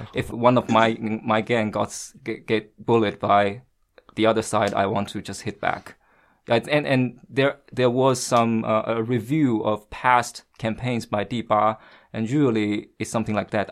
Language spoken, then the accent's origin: English; Shanghai, China; English is a second language; moved away as an adult; also born or lived in Washington, D.C.; now in Beijing, China; I happen to be born and raised in Shanghai